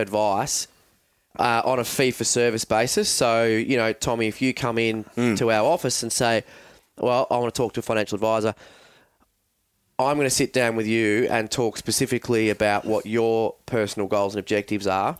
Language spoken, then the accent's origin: English; Mount Eliza, Victoria, Australia; also born or lived in Frankston; I grew up down on the Mornington Peninsula